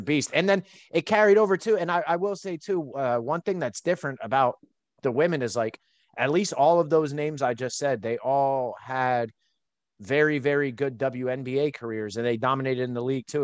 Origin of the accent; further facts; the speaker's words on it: East Coast, United States; I'm an East Coast guy, born and raised.